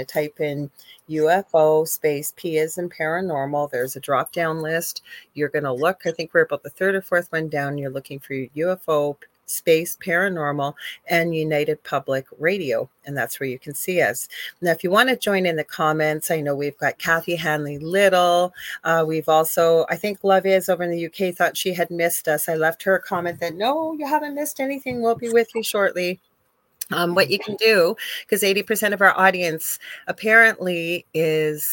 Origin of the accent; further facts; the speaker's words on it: Canada; I'm a Canadian spiritual medium